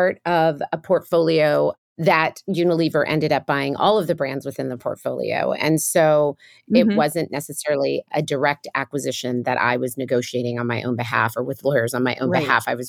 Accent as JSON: {"language": "English", "region": "New York", "country": "United States", "tie": "born there", "said": "So I'm a first generation American of Kenyan descent. I was born in New York, but both my parents were from Kenya."}